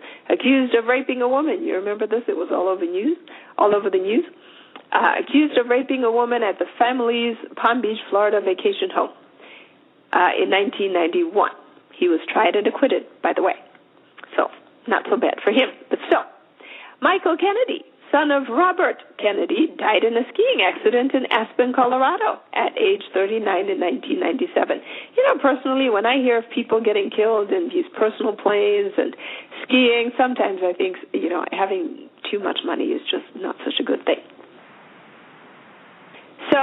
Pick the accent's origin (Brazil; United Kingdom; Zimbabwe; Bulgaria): Zimbabwe; I come from Zimbabwe. I speak Shona